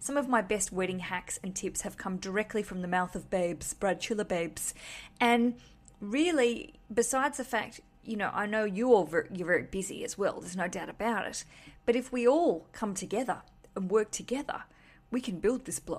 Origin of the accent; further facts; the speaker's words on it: Australia; now in London, United Kingdom; I'm Australian. I live in London.